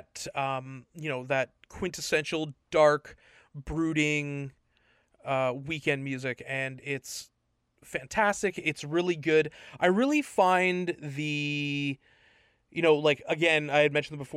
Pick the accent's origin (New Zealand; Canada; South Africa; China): Canada; Toronto, Ontario; my Toronto pride